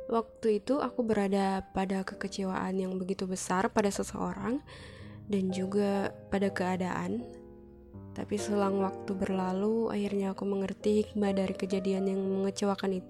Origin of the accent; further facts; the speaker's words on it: Luwuk, Central Sulawesi, Indonesia; Aku berasal dari Sulawesi Tengah Tapi bukan di ibu kota Palu Aku dari kota kecil di Kabupaten Banggai Nama kotanya Luwuk